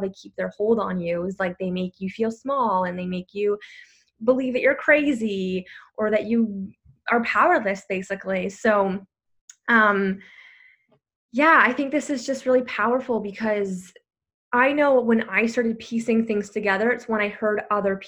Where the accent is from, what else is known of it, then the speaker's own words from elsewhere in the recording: Canada; I'm from Canada